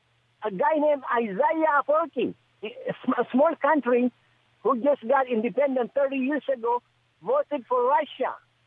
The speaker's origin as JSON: {"language": "English", "country": "Djibouti"}